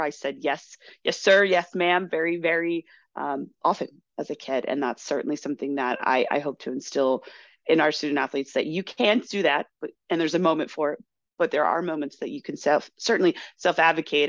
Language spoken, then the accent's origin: English; Chicago, Illinois, United States; also born or lived in Kentucky; I was born in Kentucky, quickly moved up to the Chicagoland area, so my southern roots are really um, not that deep right now